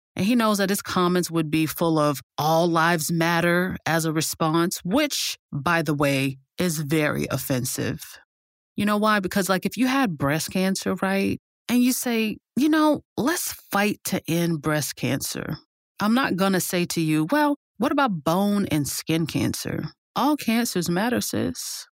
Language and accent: English; United States; as an American